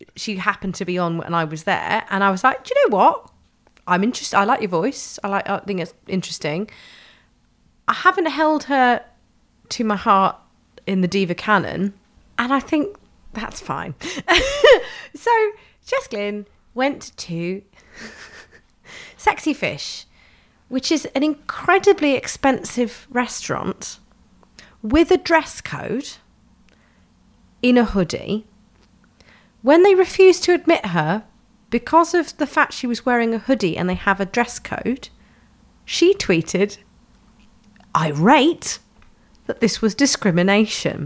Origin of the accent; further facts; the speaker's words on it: London, United Kingdom; I grew up in Tufnell Park in Camden